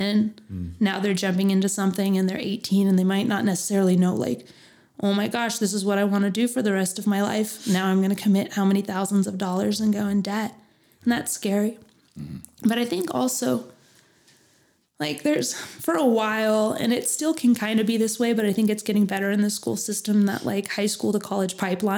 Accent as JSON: {"language": "English", "town": "Phoenix", "region": "Arizona", "country": "United States", "tie": "born or raised there", "moved": "as an adult", "lives_now": "Flagstaff, United States", "said": "I grew up in Phoenix"}